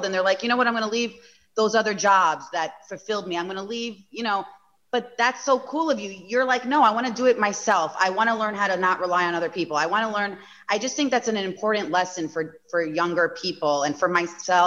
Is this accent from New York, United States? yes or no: yes; Long Island, New York, United States; accent: Long Island; my Long Island accent